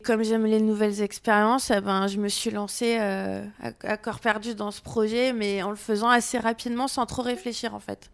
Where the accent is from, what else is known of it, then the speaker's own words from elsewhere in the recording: near Avignon, Provence-Alpes-Côte d'Azur, France; moved away as an adult; now in Lyon, France; je suis originaire près d'Avignon